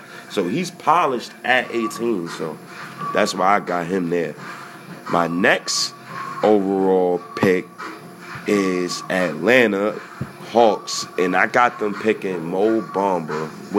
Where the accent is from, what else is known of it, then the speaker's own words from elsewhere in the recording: Ghana; I'm Ghanaian, by the way. So shout-outs to you, brother. Madasa. That was Ghanaian.